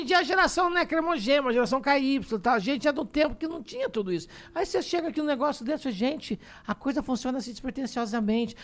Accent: Poços de Caldas, Minas Gerais, Brazil; also born or lived in Machado; now in São Paulo, Brazil; eu fui para posse de Caldas com oito anos

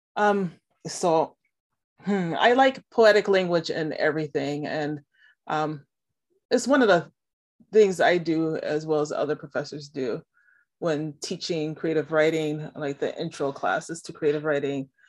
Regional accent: Milwaukee, Wisconsin, United States; now in Massachusetts, United States; I was born and raised in Milwaukee, Wisconsin

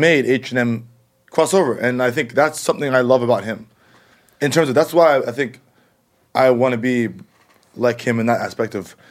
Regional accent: United States; which eventually will come to America, because I'm American.

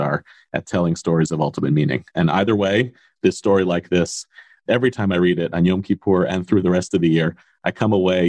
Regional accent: United States; as American Jews

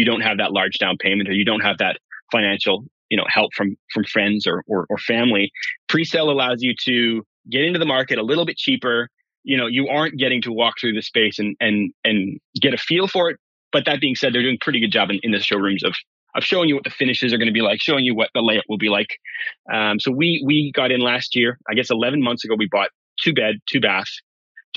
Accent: Burnaby, British Columbia, Canada; also born or lived in Winnipeg, Manitoba; now in Port Coquitlam, Canada; I was born and raised in Winnipeg, but then I spent much of my childhood in Burnaby, BC.

